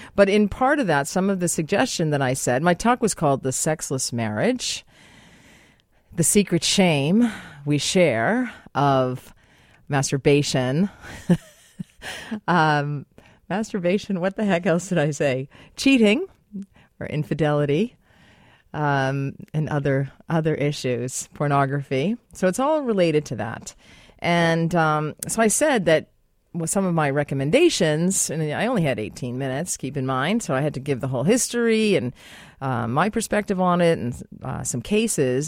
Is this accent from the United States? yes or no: yes; United States; now in Canada; I'm American